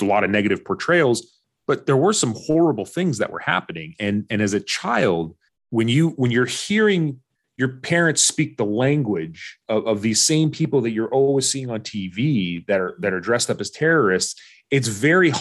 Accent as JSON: {"language": "English", "area": "Orange County", "region": "California", "country": "United States", "tie": "born or raised there", "first_language": "Arabic", "second_language": "English", "said": "I was wanting to be white growing up in Orange County"}